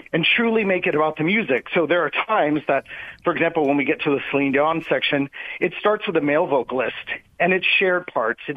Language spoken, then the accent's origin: English; Orlando, Florida, United States; moved away as an adult; also born or lived in Las Vegas / Tokyo; I'm from Orlando, and you know, Orlando has a lot of things at your fingertips for a young performer, and I got to do a lot growing up with Disney World and all the theme parks